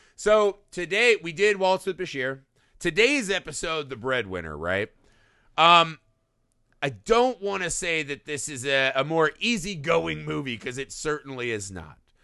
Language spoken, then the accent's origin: English; United States; as an American